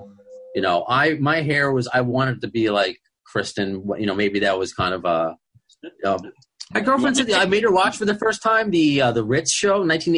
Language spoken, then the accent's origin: English; New York, United States; As a New Yorker, I don't know if I can handle the pace of L.A. I've never been out there.